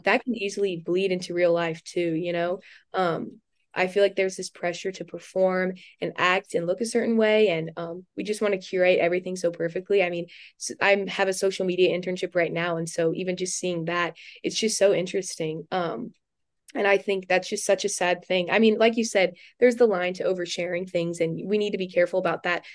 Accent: Houston, Texas, United States; moved away as an adult; also born or lived in Louisiana; I'm also from Houston, Texas

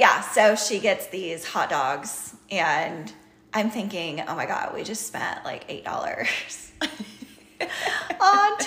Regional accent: Kansas, United States; moved away; also born or lived in Pennsylvania; growing up in Kansas

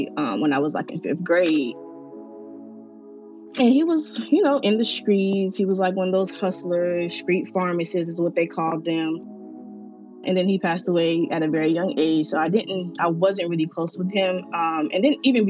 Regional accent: Miami, Florida, United States; I am from Miami, Florida

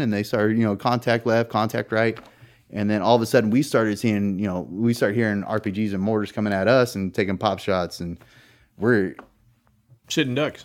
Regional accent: California, United States; moved away as an adult; now in Virginia, United States; I'm from California, which is heavily Democratic

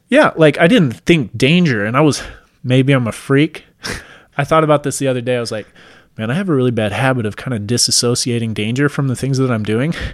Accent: Washington, United States; moved away; I'm originally from Washington State

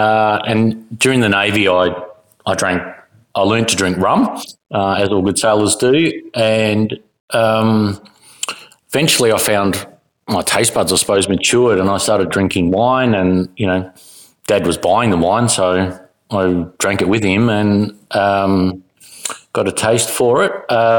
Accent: South Australia, Australia; Well, yeah, I grew up in South Australia, so Cooper's is kind of an iconic drink to have

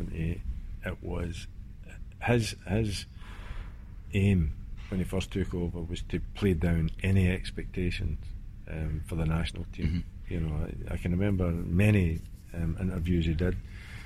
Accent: Scotland, United Kingdom; being Scottish

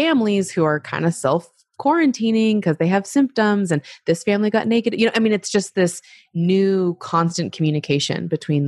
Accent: Utah, United States; also born or lived in Arizona / Oregon / Europe / Australia; So born in Arizona, but also raised for a bit in Oregon. And then my family moved to Utah when I was 9.

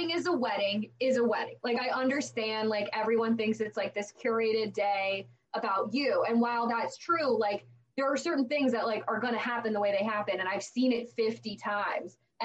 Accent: Long Island, New York, United States; now in Pittsburgh, United States; I'm from Long Island originally

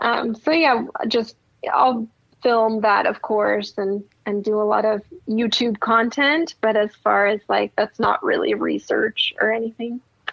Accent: Germany; English is a second language; now in United States; I'm originally from Germany, so I do have family in Germany, so I go visit there a lot. But other than that, I don't really leave Oregon that much.

